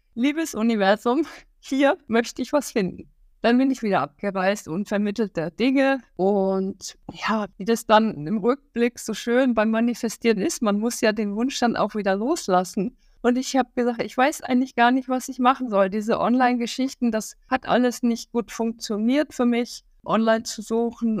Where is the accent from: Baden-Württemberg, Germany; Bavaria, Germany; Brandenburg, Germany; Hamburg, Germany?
Hamburg, Germany; ich bin ja auch aus Hamburg